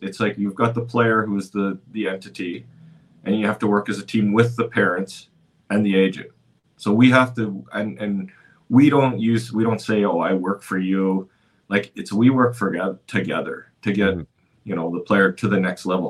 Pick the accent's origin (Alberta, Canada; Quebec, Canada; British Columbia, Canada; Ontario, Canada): British Columbia, Canada; Cranbrook; now in Dallas, United States; growing up in Cranbrook, British Columbia